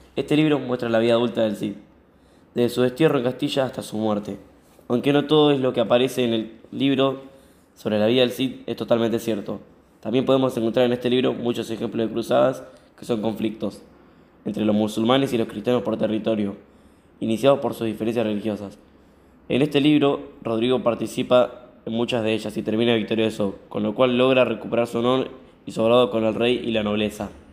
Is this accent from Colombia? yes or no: no; Argentina; lo que somos los argentinos